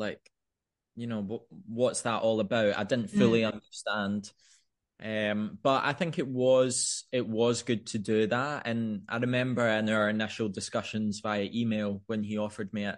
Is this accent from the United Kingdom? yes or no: yes; Scotland, United Kingdom; moved away as an adult; with my family being based in Scotland, and you know, it's my home country